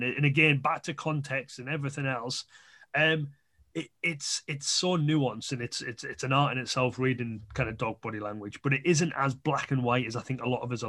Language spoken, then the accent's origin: English; the North East, North East England, United Kingdom; I'm from the North East